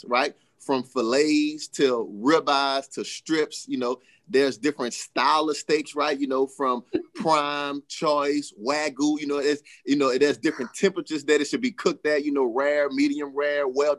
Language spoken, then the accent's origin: English; Monroe, Louisiana, United States; I'm originally from Monroe, Louisiana, grew up in a single parent household